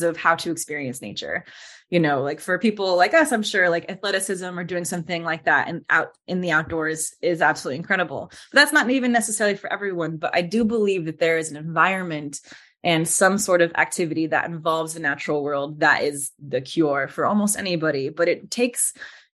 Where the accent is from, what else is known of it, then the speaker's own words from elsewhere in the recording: Las Vegas, Nevada, United States; I grew up in Las Vegas, Nevada